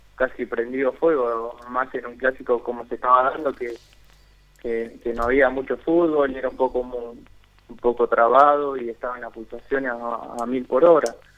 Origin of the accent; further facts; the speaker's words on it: Argentina; moved away; siendo siendo argentino